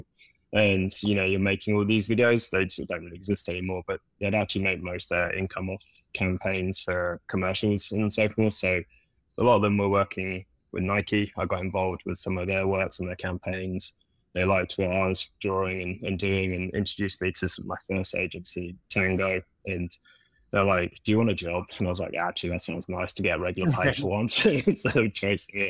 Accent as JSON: {"language": "English", "region": "London", "country": "United Kingdom", "moved": "as an adult", "lives_now": "New York, United States", "said": "can probably hear my accent. I'm not originally from New York, from the small little town of London back in the UK"}